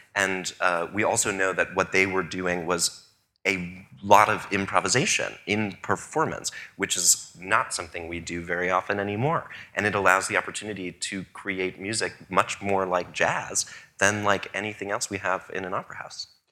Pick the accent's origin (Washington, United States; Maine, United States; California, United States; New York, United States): New York, United States; also born or lived in Paris; as a New Yorker